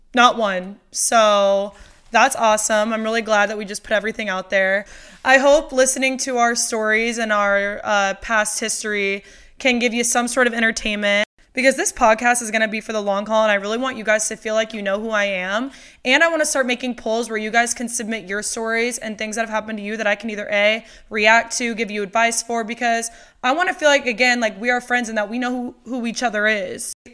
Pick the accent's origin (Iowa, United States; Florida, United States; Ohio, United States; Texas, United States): Iowa, United States; moved away as an adult; also born or lived in Ames, Iowa / Los Angeles / Nashville; I grew up in Iowa.